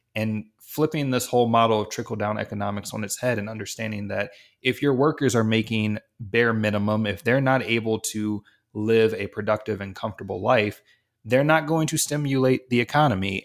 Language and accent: English; East Coast, United States; I'm from the East Coast